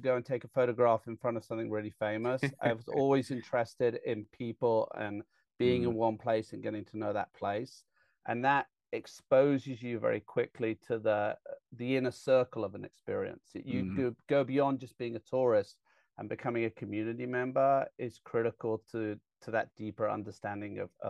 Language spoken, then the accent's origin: English; England, United Kingdom; moved away; I got really lucky growing up in England